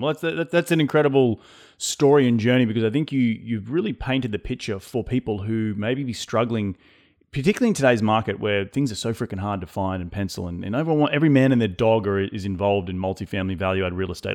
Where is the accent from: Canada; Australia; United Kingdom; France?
Australia; being Australian